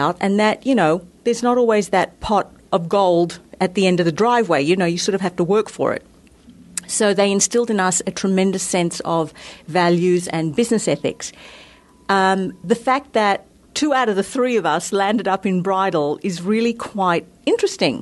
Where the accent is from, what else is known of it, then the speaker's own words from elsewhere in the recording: Australia; now in United States; I am from Australia. I was brought up in a very sunny climate